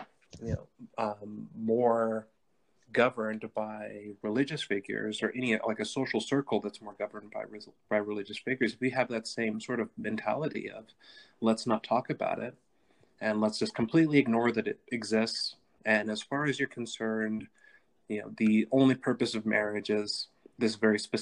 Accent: Southern California, United States; where I grew up in Southern California. When I was young, the city that I'm from was like the teen pregnancy capital of North America at that time

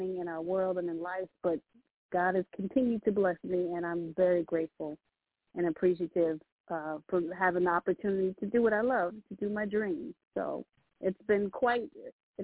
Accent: Virginia Beach, Virginia, United States; also born or lived in Brooklyn, New York; now in Manassas, United States; I was originally from Virginia Beach, but right now, I reside right outside of the Northern Virginia area out of DMV

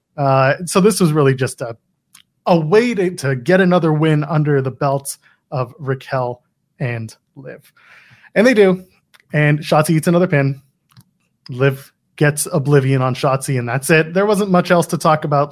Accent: Canada; as a Canadian

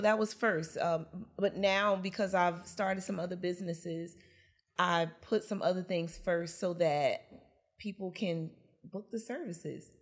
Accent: Newark, New Jersey, United States; I'm also born and raised in Newark, New Jersey.

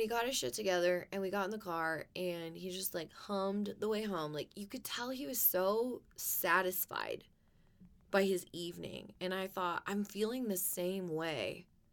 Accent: United States; I love being an American

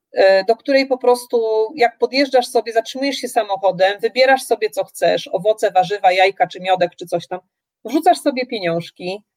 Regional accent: Poland; moved away as an adult; now in Nelson, New Zealand

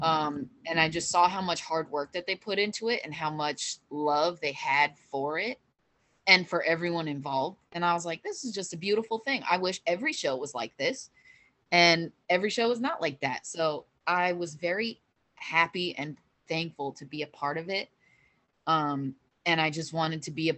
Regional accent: Deer Park, New York, United States; moved away; In Deer Park, New York, which is my hometown where I grew up

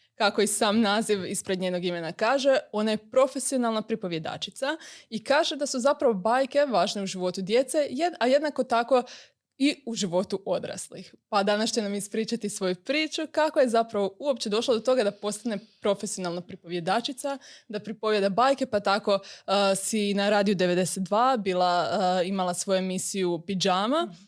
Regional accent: Croatia; kod nas u Hrvatskoj

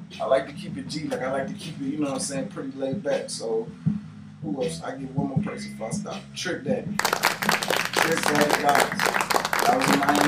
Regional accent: Miami, Florida, United States; also born or lived in Buffalo, New York; now in Atlanta, United States; Originally, I'm from Buffalo, New York, but I was raised in Miami, Florida

